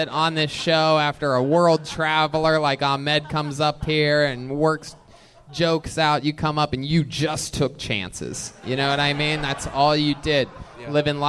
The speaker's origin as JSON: {"language": "English", "region": "Midwest", "country": "United States", "said": "I'm from the Midwest. I'm a big dummy."}